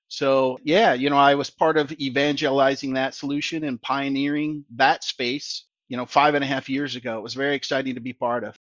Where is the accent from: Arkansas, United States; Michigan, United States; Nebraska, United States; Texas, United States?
Michigan, United States; Allen Park; born, raised in the, in Detroit in, uh, the Allen Park area